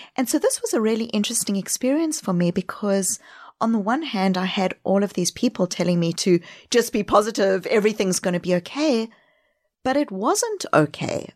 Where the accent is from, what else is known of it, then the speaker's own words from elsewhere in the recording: South Africa; accent: backpacking accent; also born or lived in New Zealand / Australia; now in Boston, United States; Home is Boston, but I grew up in South Africa